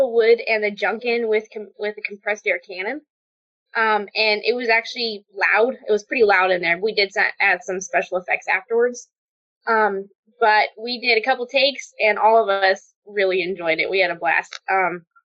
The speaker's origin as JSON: {"language": "English", "town": "Portland", "region": "Oregon", "country": "United States", "tie": "born or raised there", "also_born_or_lived": "Albany, Oregon", "said": "I grew up in Portland, and until I was 8 years old, my dad worked at Intel"}